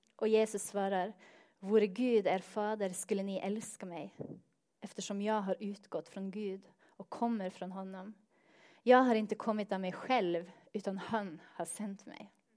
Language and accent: Swedish; Northern Norway, Norway; Swedish is a second language; moved away; jag kommer från norra Norge